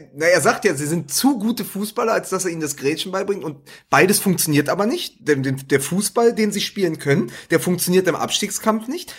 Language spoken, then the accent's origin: German; Berlin, Germany; als Berliner